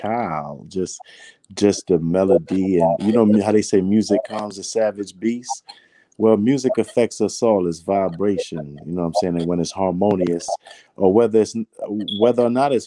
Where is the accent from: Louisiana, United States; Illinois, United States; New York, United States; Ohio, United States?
New York, United States; New York City; I was born in Brooklyn, New York, and that's where my family is from